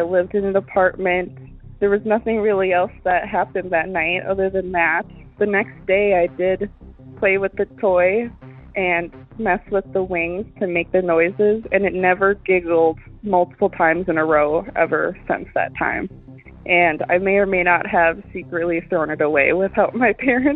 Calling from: Wisconsin, United States; I'm calling from Wisconsin

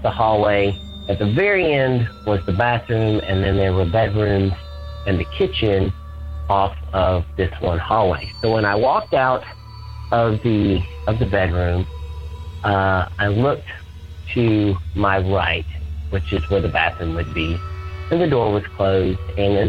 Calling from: Atlanta, Georgia, United States; I'm calling from Atlanta, Georgia.

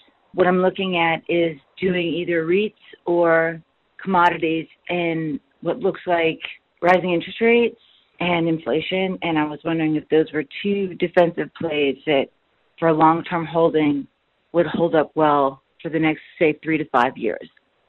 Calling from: Denver, Colorado, United States; I'm calling from Denver.

